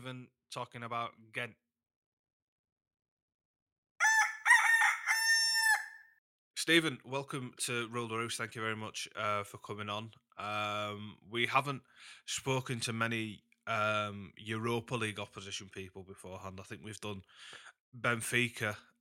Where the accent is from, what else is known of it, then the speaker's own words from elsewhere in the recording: Huddersfield, Yorkshire and the Humber, United Kingdom; Huddersfield, which is my hometown team